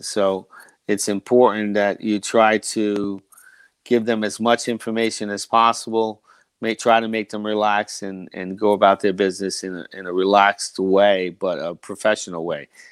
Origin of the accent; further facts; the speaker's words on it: United States; I'm from the New Jersey, New York area